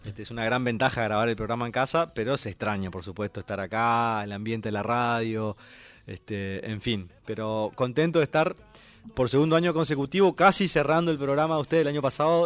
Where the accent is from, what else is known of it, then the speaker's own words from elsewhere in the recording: Santo Tomé, Corrientes, Argentina; moved away; mi querido pueblo Santo Tomé